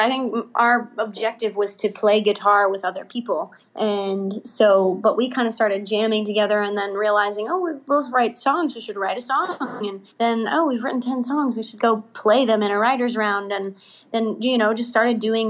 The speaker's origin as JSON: {"language": "English", "area": "outside of Philadelphia", "region": "Pennsylvania", "country": "United States", "tie": "born or raised there", "moved": "yes", "lives_now": "Nashville, United States", "said": "I grew up outside of Philadelphia"}